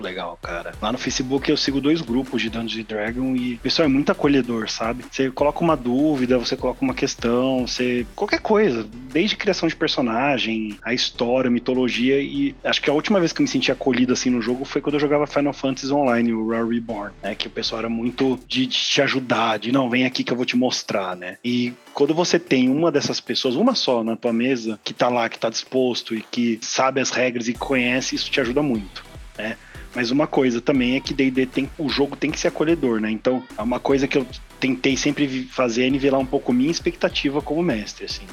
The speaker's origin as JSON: {"language": "Portuguese", "town": "Mogi das Cruzes", "region": "São Paulo", "country": "Brazil", "said": "eu sou de Mogi das Cruzes"}